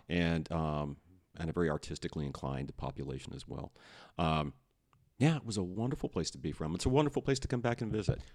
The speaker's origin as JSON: {"language": "English", "town": "Austin", "region": "Texas", "country": "United States", "tie": "born or raised there", "also_born_or_lived": "San Antonio, Texas", "said": "I was born in San Antonio, raised in Austin."}